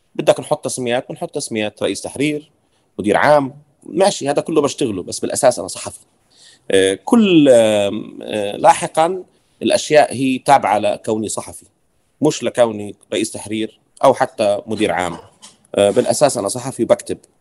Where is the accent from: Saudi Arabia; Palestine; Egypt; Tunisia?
Palestine; Deir Jarir, West Bank; now in Ramallah, Palestine; انا نشأت في دير جرير شرق رام الله